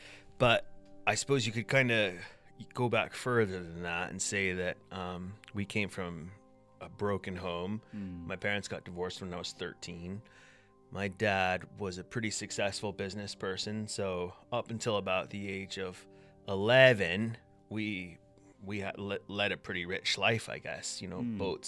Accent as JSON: {"language": "English", "country": "United States", "also_born_or_lived": "Scotland / England", "accent": "mishmash", "lives_now": "United Kingdom", "said": "I'm American. My accent, I've been told, is a bit of a mishmash at this point."}